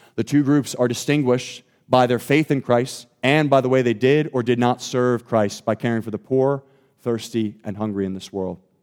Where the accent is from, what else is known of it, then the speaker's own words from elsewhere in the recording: Thornton, Pennsylvania, United States; I grew up in Thornton, Pennsylvania